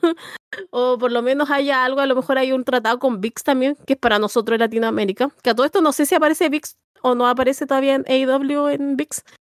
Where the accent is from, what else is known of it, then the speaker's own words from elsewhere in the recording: Chile; yo esto lo voy a decir como bien chileno